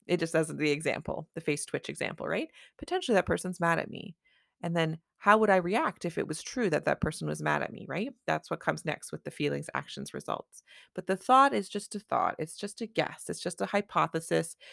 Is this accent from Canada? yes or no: yes; Canada; I'm a Canadian family physician